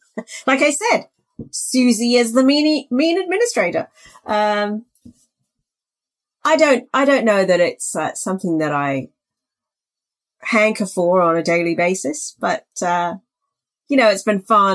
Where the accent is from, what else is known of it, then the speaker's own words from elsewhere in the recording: Wimbledon, London, United Kingdom; accent: South London; also born or lived in Reading / Warwickshire; now in Canada; And then I went to school in the UK, and I ended up with, I guess, a South London accent because I grew up in Wimbledon.